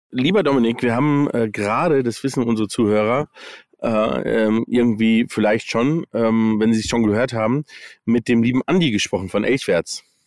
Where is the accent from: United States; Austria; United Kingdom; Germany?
United States; moved away; ich bin in den USA aufgewachsen